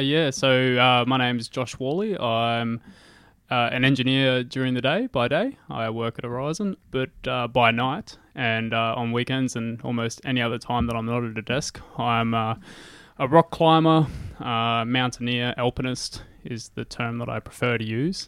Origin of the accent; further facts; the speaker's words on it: Gladstone, Queensland, Australia; moved away as an adult; also born or lived in Rockhampton / Nanango; now in Brisbane, Australia; I grew up in Gladstone.